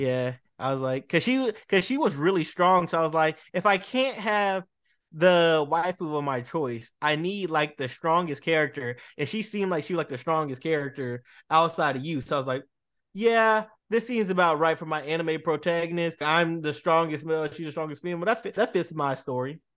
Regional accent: Boston, Massachusetts, United States; also born or lived in Dallas, Texas; I'm a Dallas native, but I was raised and love in Boston

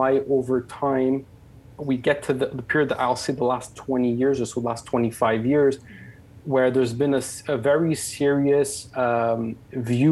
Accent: Canada; I was born and raised in Canada.

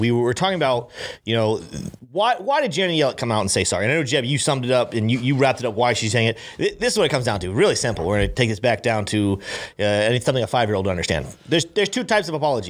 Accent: Brandon, Florida, United States; I grew up here in Florida. I grew up right in Brandon.

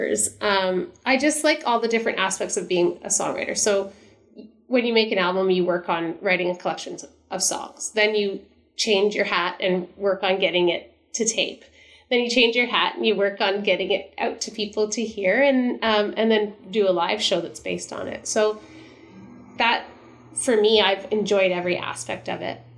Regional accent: Stratford, Ontario, Canada; my hometown of Stratford

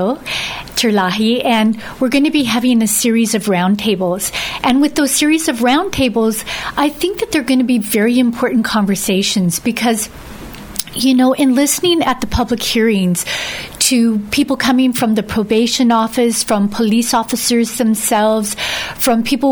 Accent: Dededo, Guam; I grew up in Santa Monica, Santa Barbara area of Dedado

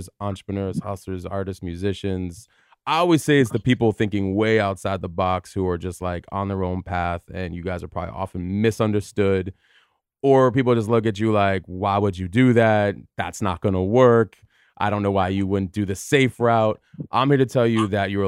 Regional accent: Tucson, Arizona, United States; moved away as an adult; also born or lived in New York / New Jersey / Los Angeles; I stayed there for high school and college before moving

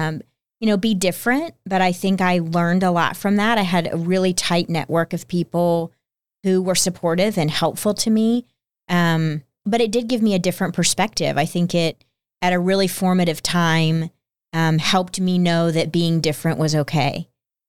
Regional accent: Texas, United States; growing up in Texas, my dad told me, you need to know how to speak Spanish

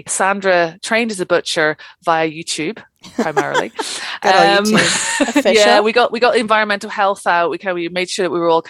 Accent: Ireland; as I say, I'm from Ireland, I like to talk.

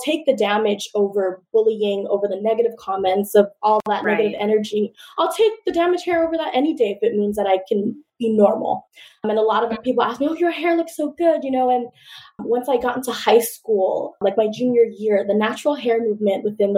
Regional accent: Richmond, California, United States; I'm originally from the Bay Area, from Richmond, from East Bay, you know, we're a Raiders family, we're a Warriors family.

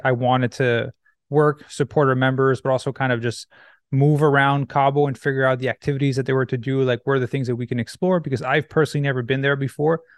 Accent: Quebec, Canada; moved away as an adult; also born or lived in Los Angeles, United States; now in Vancouver, Canada; I grew up in Quebec, Canada, where you get winter every year, and then I moved to Vancouver

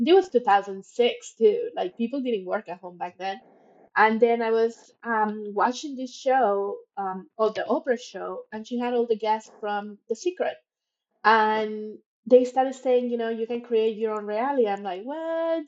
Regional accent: Monterrey, Nuevo León, Mexico; moved away as an adult; also born or lived in Mexico City / United States / Toronto, Canada; I was born in Mexico City, grew up in Monterrey

